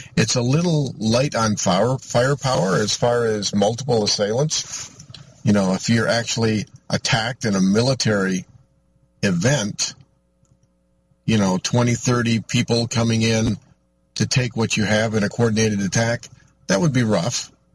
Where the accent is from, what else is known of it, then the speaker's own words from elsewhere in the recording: Michigan, United States; I'm from Michigan